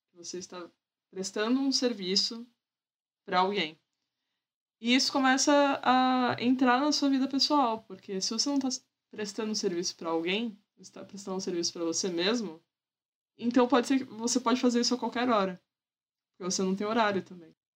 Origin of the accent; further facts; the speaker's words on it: Santos, São Paulo, Brazil; Eu nasci, fui criada em Santos.